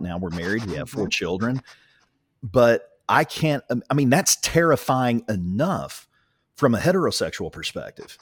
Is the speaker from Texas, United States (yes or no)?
no; Ringling, Oklahoma, United States; I grew up in Ringling